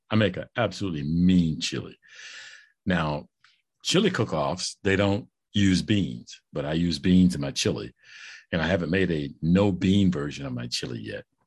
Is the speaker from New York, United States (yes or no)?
no; St. Louis, Missouri, United States; also born or lived in Kansas City; I'm, I'm from Saint Louis.